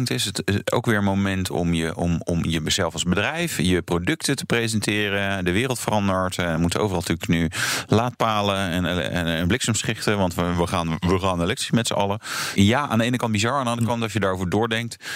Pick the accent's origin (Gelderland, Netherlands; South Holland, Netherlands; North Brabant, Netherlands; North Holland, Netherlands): North Holland, Netherlands; Amsterdam; Nou ja, als Amsterdammer begint er